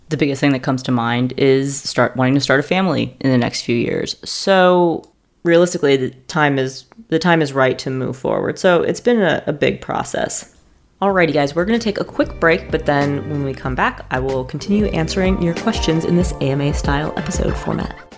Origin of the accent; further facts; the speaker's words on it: New York, United States; moved away as an adult; also born or lived in the South (US); now in US South; I am a New Yorker who is living in the South at this juncture